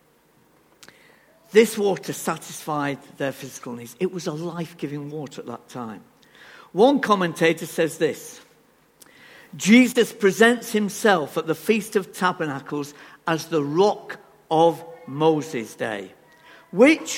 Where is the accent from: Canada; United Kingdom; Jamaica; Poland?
United Kingdom; England; We are so reserved, aren't we, as English people